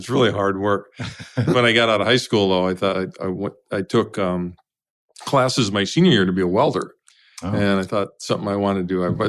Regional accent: Pine City, Minnesota, United States; I'm a farm boy from Pine City, Minnesota.

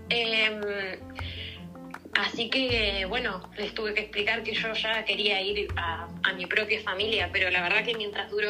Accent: Argentina; also born or lived in Vienna, Austria; digo, nosotros en Argentina, Uruguay tienes mucha relación con Europa, ¿no?

